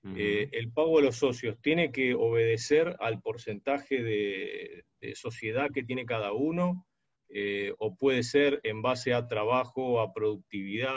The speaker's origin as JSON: {"language": "Spanish", "country": "Argentina", "said": "Yo soy de Argentina"}